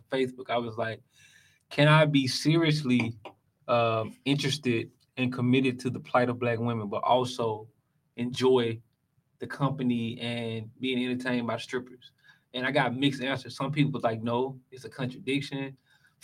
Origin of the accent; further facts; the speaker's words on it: Jackson, Mississippi, United States; now in Atlanta, United States; I grew up in Jackson, Mississippi, which is 85% black.